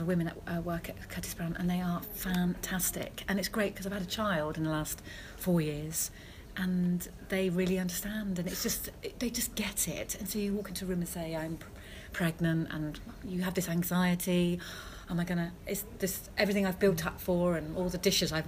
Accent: Devon, South West England, United Kingdom; because I grew up in Devon

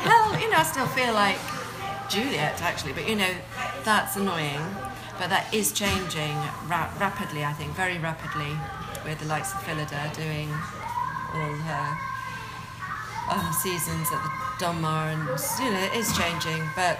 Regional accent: Scotland, United Kingdom; My first job was Pit Lockery, because I'm Scottish.

